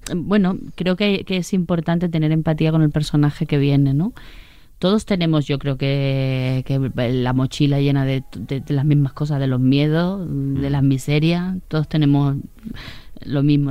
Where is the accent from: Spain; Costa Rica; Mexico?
Spain; Sanlúcar de Barrameda, Andalusia; born or raised there; also born or lived in Catalonia